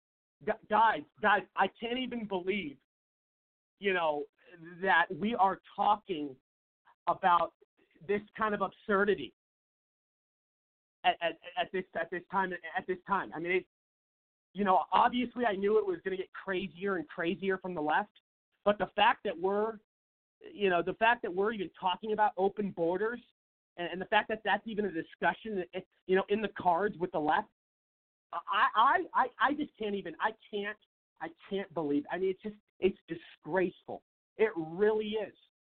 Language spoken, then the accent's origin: English; Seattle, Washington, United States; moved away as an adult; now in Phoenix, United States; in my home state of Washington, most people know I'm from Seattle. I've lived in Phoenix, Arizona for about 7 years